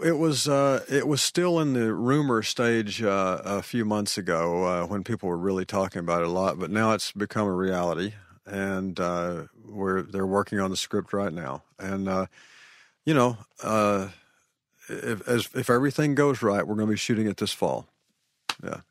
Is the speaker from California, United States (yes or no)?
no; Arkansas, United States; moved away; growing up in Arkansas